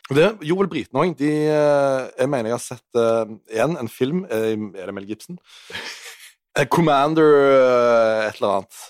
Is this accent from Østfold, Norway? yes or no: no; Western Norway, Rogaland, Norway; also born or lived in Oslo; Jeg er en vestlending